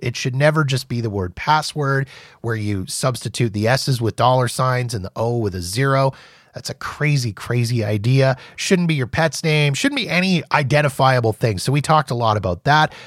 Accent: Winnipeg, Manitoba, Canada; my hometown of Winnipeg

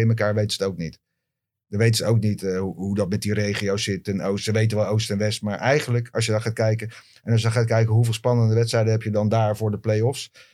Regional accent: Leiden, South Holland, Netherlands; ik kom uit Leiden

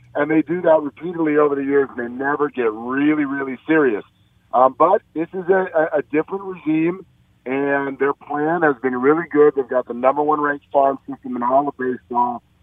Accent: San Francisco, California, United States; my hometown

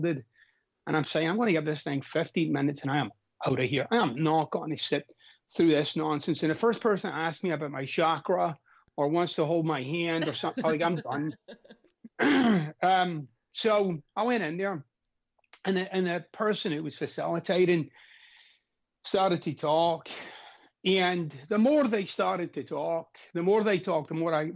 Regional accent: Glasgow, Scotland, United Kingdom; I'm Scottish, of course, and I'm from Glasgow, Scotland.

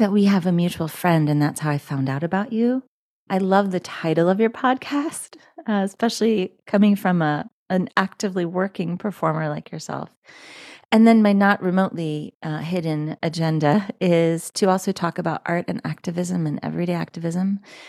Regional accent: Philadelphia, Pennsylvania, United States; also born or lived in Manhattan, Kansas / California; now in New York, United States; I am equal parts from the Philadelphia area, from Manhattan, Kansas, and from California. I currently live in the other Manhattan, the Big Apple, New York City.

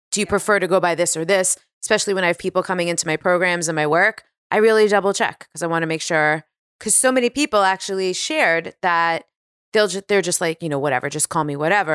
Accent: New York City, New York, United States; moved away as an adult; also born or lived in Washington, D.C. / Hoboken, New Jersey; now in California, United States; growing up on Staten Island

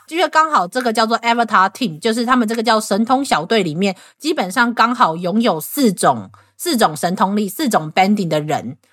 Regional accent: Taiwan; 我们台湾人

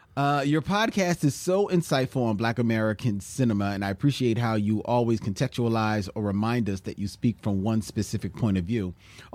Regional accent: Guadeloupe; now in Paris, France; I'm from Guadeloupe, a small French island in the Caribbean. I've been living in Paris for nearly 15 years now, and I've decided to start my own podcast on Caribbean cinema, Caracurament.

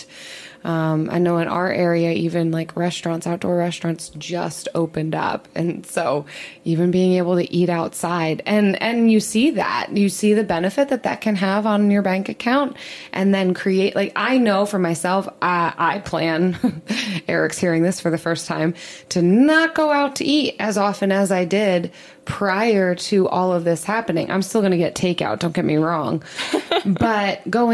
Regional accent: outside Philadelphia, Pennsylvania, United States; growing up outside Philly

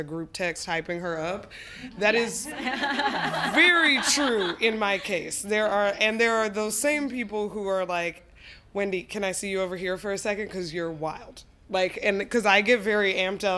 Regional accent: Colorado, United States; also born or lived in Arkansas; I grew up primarily in Colorado, but my parents are from Arkansas. They're Southerners. I was born there

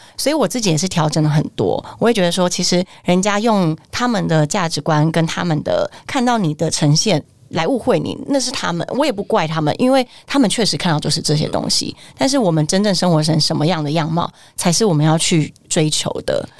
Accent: Taiwan; 我们现在台湾人

